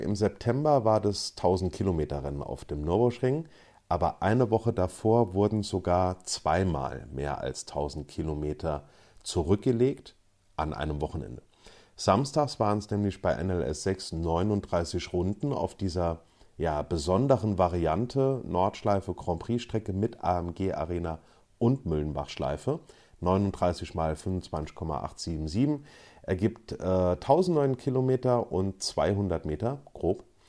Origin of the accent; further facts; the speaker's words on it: Luxembourg; bei uns in Luxemburg